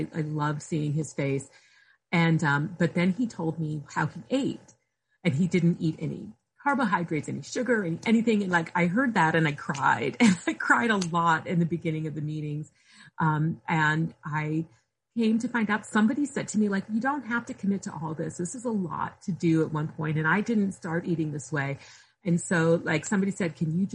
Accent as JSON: {"language": "English", "area": "near Akron", "region": "Ohio", "country": "United States", "tie": "born or raised there", "said": "I grew up near Akron, Ohio"}